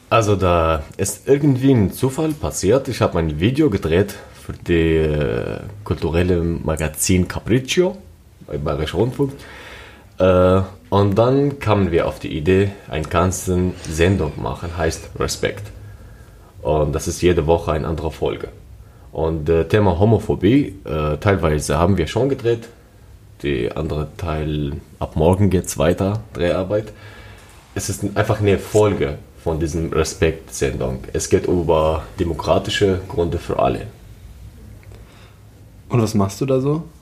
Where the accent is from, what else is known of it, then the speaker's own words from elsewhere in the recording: Syria; now in Germany; ich komme aus Syrien und lebe in Deutschland seit sieben Jahren.